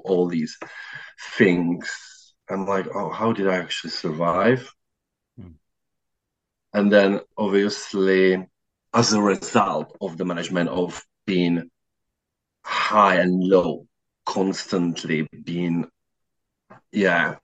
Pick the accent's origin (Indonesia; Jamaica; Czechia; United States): Czechia; also born or lived in South London; now in London, United Kingdom; I'm originally from Czech Republic, but currently living in South London.